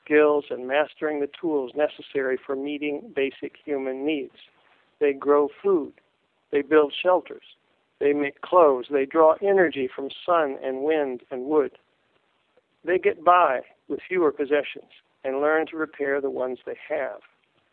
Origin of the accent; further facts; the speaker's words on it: Ohio, United States; moved away as an adult; now in Indiana, United States; I live in Indiana, and I grew up in Ohio, and I've lived in Indiana the last four decades, my whole adult life.